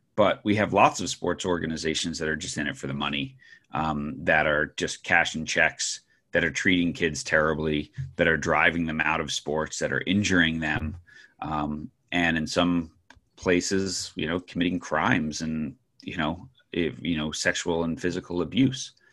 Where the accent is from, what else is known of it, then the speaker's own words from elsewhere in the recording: New York, United States; I grew up in New York